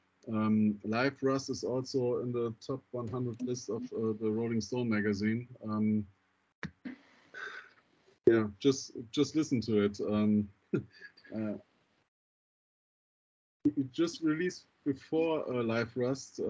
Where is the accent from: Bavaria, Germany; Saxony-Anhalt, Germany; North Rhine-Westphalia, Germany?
North Rhine-Westphalia, Germany; Düsseldorf; Düsseldorf, my hometown.